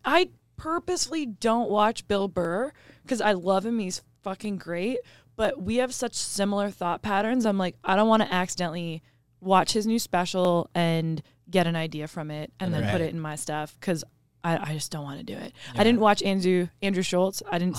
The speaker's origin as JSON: {"language": "English", "country": "Canada", "said": "Well, about being Canadian, we take that very seriously."}